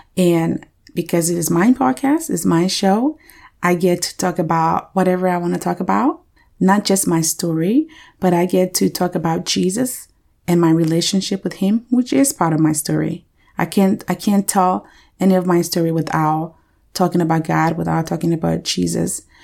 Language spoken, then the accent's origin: English; Liberia; moved away; I was born and raised in Liberia, West Africa